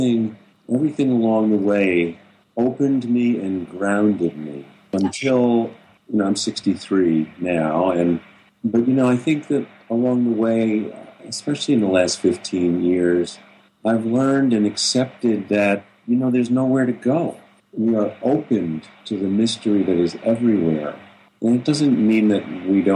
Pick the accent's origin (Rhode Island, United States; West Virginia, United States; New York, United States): New York, United States; Long Island; I grew up on Long Island, you know, outside of New York City